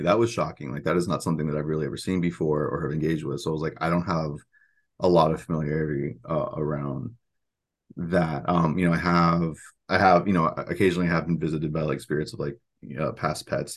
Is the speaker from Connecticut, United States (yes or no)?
no; central Florida, United States; moved away as an adult; also born or lived in Miami, Florida / Orlando, Florida; And my parents moved to, uh, to more central Florida, moved into the swamps. And so my middle school, high school, and when I would come home during college experiences was very firmly in the swamp.